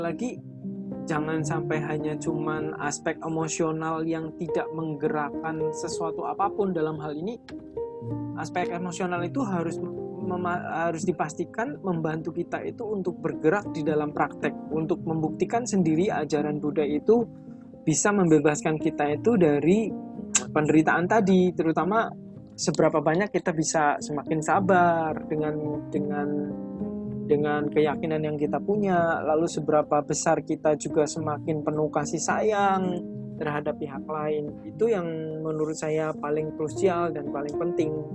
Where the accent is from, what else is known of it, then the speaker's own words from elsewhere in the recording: Java, Indonesia; saya juga orang Jawa